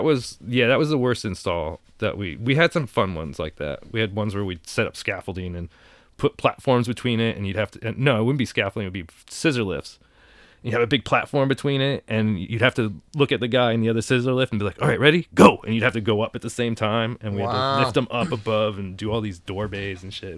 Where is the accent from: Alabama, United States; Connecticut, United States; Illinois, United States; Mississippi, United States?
Connecticut, United States; Danbury; moved away as an adult; also born or lived in New York; my hometown was like a fucking... Hat Factory. It was the hat capital of the country.